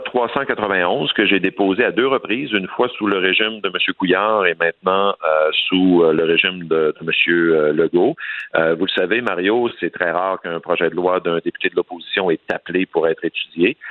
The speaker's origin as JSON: {"language": "French", "town": "Saguenay", "region": "Quebec", "country": "Canada", "said": "chez moi au Saguenay"}